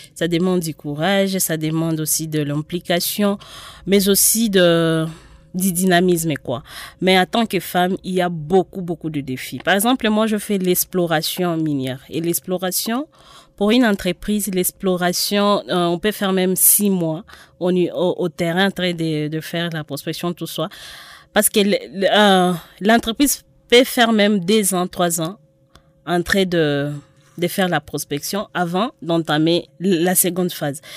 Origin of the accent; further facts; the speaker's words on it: DR Congo; nous, en tant que Congolais